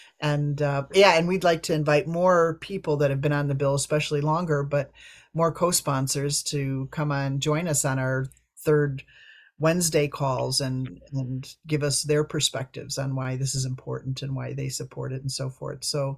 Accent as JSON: {"language": "English", "region": "Illinois", "country": "United States", "said": "just saying that I'm from Illinois and I will connect with anybody in the Midwest. You know, I'm just saying I'm a Midwesterner, and we want more Midwestern co-sponsors."}